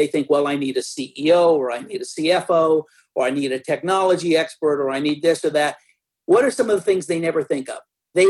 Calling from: Texas, United States; I'm in a suburb of Dallas, Texas.

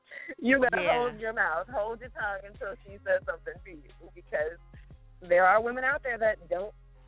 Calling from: Maryland, United States; I'm calling from Maryland.

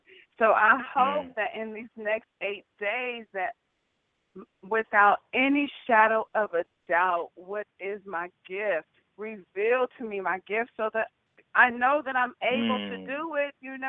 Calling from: Ohio, United States; And I am calling from Ohio, home

